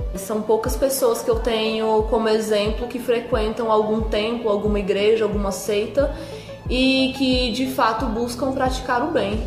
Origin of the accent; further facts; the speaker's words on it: Brazil; eu sou brasileira e carrego tudo isso junto comigo